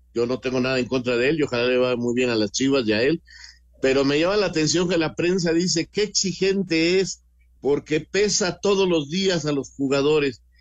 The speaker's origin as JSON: {"language": "Spanish", "country": "Mexico", "said": "así a veces somos los mexicanos, esta forma de ser"}